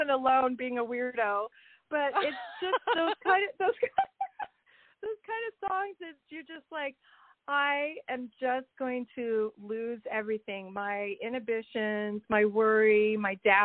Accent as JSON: {"language": "English", "town": "Kirkland", "region": "Washington", "country": "United States", "said": "we're from Kirkland mostly, and so we really, that's our hometown"}